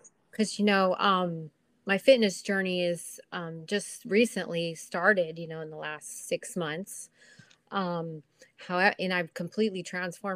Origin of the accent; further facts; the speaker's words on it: Corona, California, United States; also born or lived in Huntington Beach, California; I'm from Corona, California